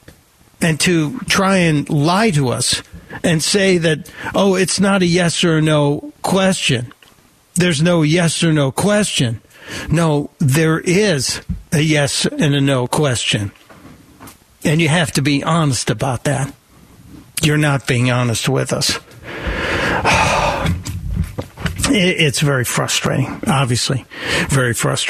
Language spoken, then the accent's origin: English; Chicago, Illinois, United States; moved away; also born or lived in New York City; I was born in Chicago.